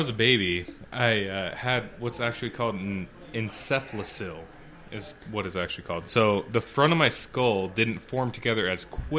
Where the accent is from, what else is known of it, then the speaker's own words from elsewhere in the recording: Hong Kong; born there; I was born in Hong Kong, side note. My dad was a CPA. He worked for a company over there.